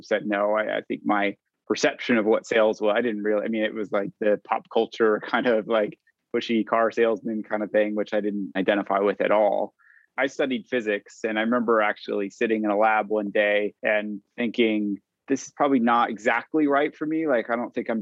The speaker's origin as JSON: {"language": "English", "region": "California", "country": "United States", "moved": "as an adult", "lives_now": "London, United Kingdom", "said": "I'm a Californian living in London."}